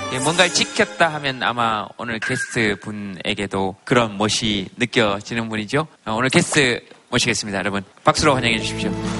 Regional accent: Daegu, South Korea; 고향이 대구라

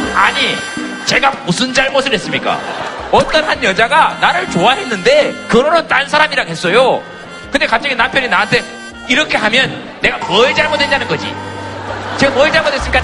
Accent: Gyeongsang, South Korea; 경상도 남자가

